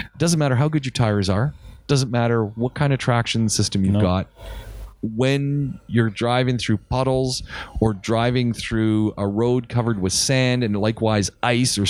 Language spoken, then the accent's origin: English; Canada; moved away; I come from North America. I come from Canada. I've driven in snow